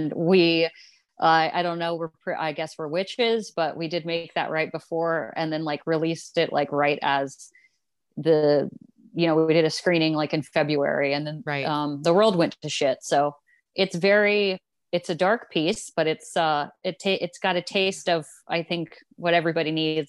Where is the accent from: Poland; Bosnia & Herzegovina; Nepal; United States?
United States; Ohio; born there; I claim Chicago. My family's from there originally off the Italian boat. I was born in Ohio, but I don't really I don't really claim Ohio anymore, you know.